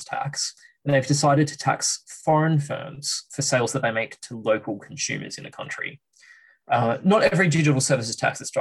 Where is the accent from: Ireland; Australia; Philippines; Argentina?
Australia; moved away as an adult; now in London, United Kingdom; I'm Australian. That explains the accent anyway.